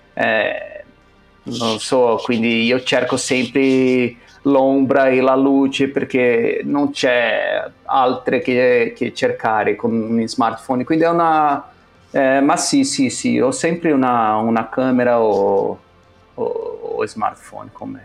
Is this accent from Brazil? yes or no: yes; São Paulo, Brazil; Italian is a second language; moved away as an adult; now in Milan, Italy; noi due siamo cresciuti, nati e cresciuti a San Paolo